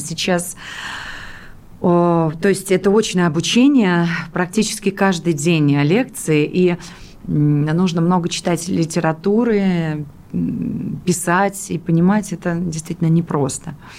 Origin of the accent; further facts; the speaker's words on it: Pskov, Pskov Oblast, Russia; moved away; Псков – это мой родной город, где я родилась